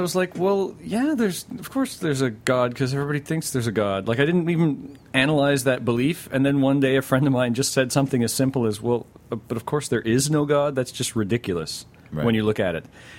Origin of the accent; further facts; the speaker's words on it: Chilliwack, British Columbia, Canada; while we were growing up, Chilliwack had the highest number of churches per capita in North America.